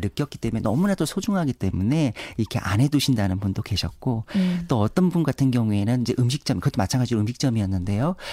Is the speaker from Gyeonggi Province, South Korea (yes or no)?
no; Seoul, South Korea; 태어나기는 강남에서 태어나긴 했습니다만은